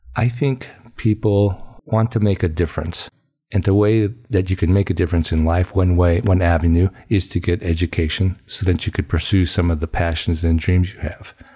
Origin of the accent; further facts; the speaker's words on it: Fresno, California, United States; I, uh, grew up on a small farm outside of Fresno, California